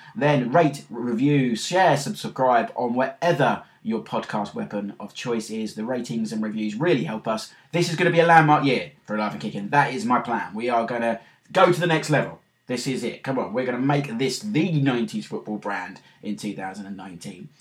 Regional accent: London, United Kingdom; accent: London; my London accent

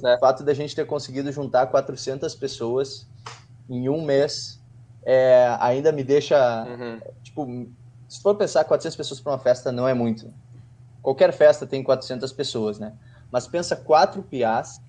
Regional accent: Porto Alegre, Rio Grande do Sul, Brazil; A gente fala de Porto Alegre.

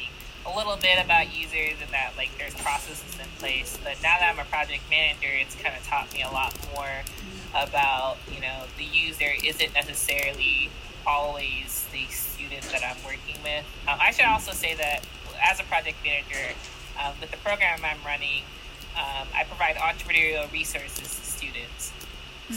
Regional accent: Jacksonville, Florida, United States; moved away as an adult; now in Austin, United States; I'm from Jacksonville, Florida, but I moved to Austin, Texas

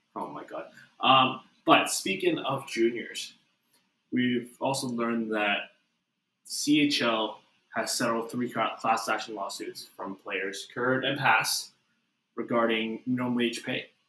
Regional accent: Canada; we're both Canadian.

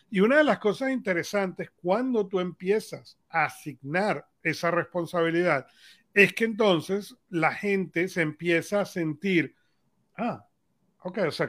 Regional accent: Venezuela; somos venezolanos

